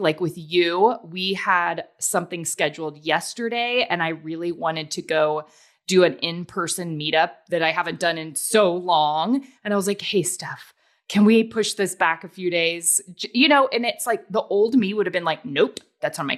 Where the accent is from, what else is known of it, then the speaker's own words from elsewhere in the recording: the South, United States; I'm from the South